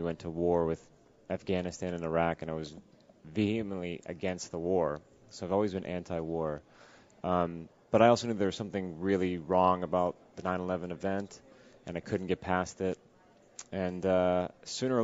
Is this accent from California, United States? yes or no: yes; Los Angeles, California, United States; I grew up in Los Angeles